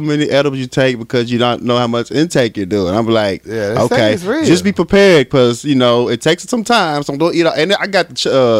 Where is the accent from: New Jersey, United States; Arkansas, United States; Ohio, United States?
Arkansas, United States; I'm from Arkansas